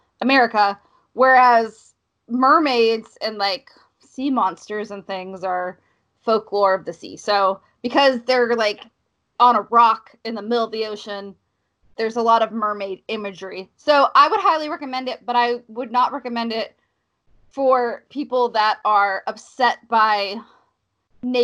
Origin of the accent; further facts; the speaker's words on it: the South, United States; accent: Southern; also born or lived in Cincinnati, Ohio (family); I grew up in the South